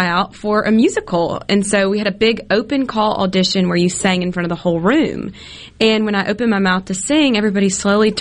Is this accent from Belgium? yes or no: no; Hattiesburg, Mississippi, United States; Miss Hattiesburg, my hometown